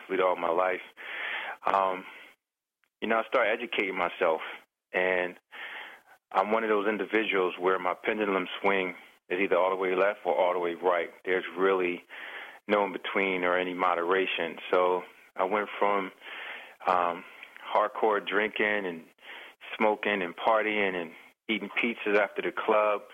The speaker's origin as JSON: {"language": "English", "town": "Camden", "region": "New Jersey", "country": "United States", "tie": "born or raised there", "said": "growing up in Camden, New Jersey, it was a very poor community"}